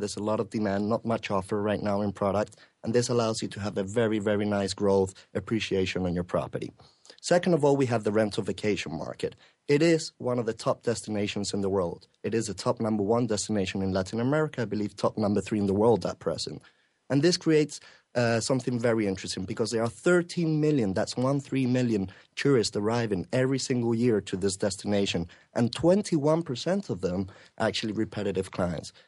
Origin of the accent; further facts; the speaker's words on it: England, United Kingdom; moved away as an adult; now in Spain; I'm from Spain, well, England originally. I'm living there for the last ten years